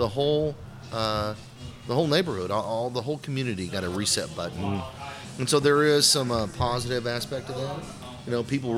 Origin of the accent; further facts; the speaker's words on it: Kingwood, Texas, United States; I'm from Kingwood. I grew up there, went to Kingwood High School, from my perspective, I'm getting to open a brewery in my hometown